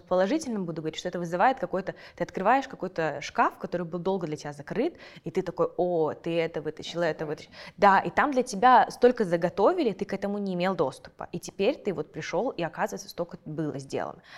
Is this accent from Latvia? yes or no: no; Kazakhstan; я этими исследованиями занимаюсь, и потом я хожу на какие-нибудь подкасты в Казахстане